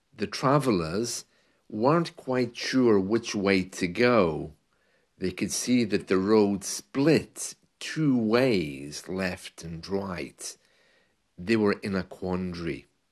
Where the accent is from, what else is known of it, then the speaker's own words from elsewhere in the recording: United Kingdom; As a British man who has lived and worked in the U K